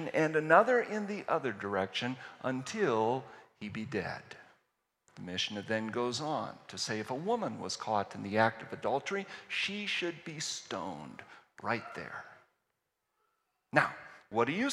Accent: Virginia, United States; moved away as an adult; now in Kettering, United States; I was from Virginia

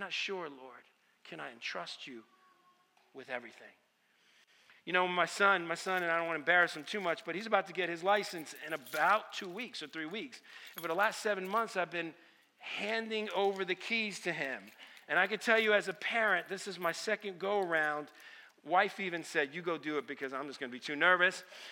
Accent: Stamford, Connecticut, United States; first language Italian; English is a second language; I grew up in Stamford, Connecticut.

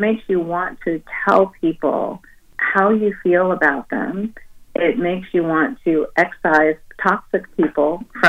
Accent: Oakland, California, United States; I was raised in Oakland, California

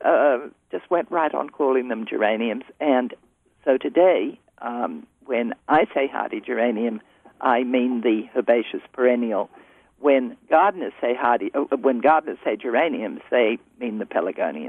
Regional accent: Australia; moved away as an adult; now in California, United States; I came to live in the United States when I was a very young woman, and at that stage, I come from Australia

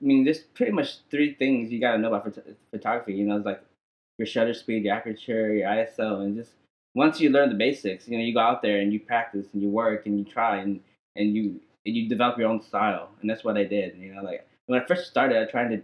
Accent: Amarillo, Texas, United States; also born or lived in Vietnam; I came to America like probably like around 2 or 3 years old. Yeah, and I was raised in Amarillo

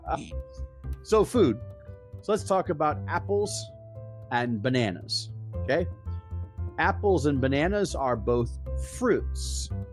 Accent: Hershey, Pennsylvania, United States; I'm from Hershey, Pennsylvania, USA

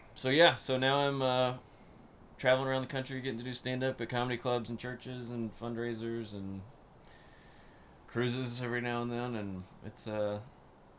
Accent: Alpharetta, Georgia, United States; I grew up right here in Alpharetta, Milton area

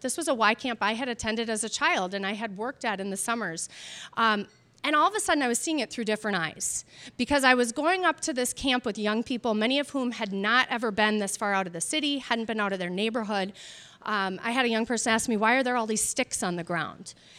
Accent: Minneapolis, Minnesota, United States; my experience growing up in South Minneapolis

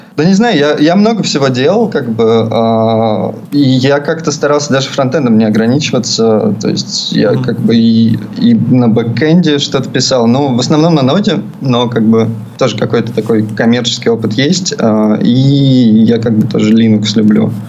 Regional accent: Perm, Perm Krai, Russia; moved away as an adult; also born or lived in Moscow, Russia; now in Vietnam; А я вообще с Урала. А, я жил в Перми

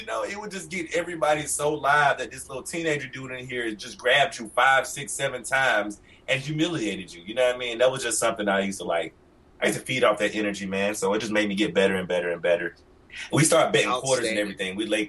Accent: Atlanta, Georgia, United States; I'm from the rough streets, man. Like, I'm from the Bluff in Atlanta. It's off Simpson Road near Bankhead. You know, the really rough part of Atlanta.

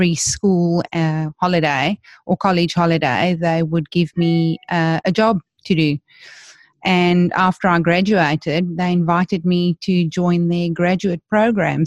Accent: Johannesburg, Gauteng, South Africa; I was born and bred in South Africa. So I come from Johannesburg, where I went to school

